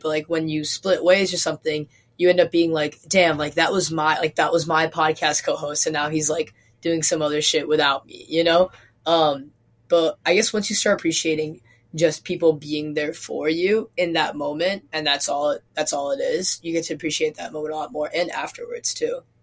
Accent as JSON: {"language": "English", "region": "Midwest", "country": "United States", "tie": "born or raised there", "said": "Jack and I did not grow up in a small town for sure, but uh, we grew up in the Midwest"}